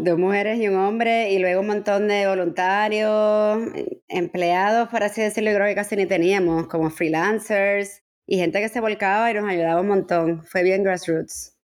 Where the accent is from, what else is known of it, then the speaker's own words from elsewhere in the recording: San Juan, Puerto Rico; moved away as an adult; also born or lived in Barcelona, Spain / New York, United States / Miami, United States; now in Madrid, Spain; me crié en San Juan. Yo nací en Barcelona